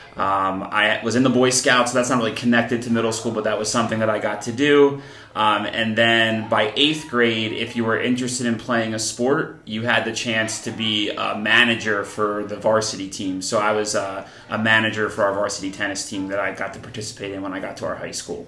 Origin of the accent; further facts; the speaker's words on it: Columbus, New Jersey, United States; now in Pennsylvania, United States; I grew up in New Jersey. Um, I grew up in a small town called Columbus